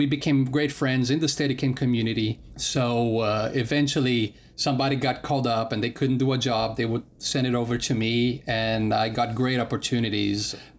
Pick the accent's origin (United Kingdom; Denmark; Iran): Denmark; also born or lived in Brazil; I'm from Denmark, but I lived part of the time in Brazil and part of the time in Denmark.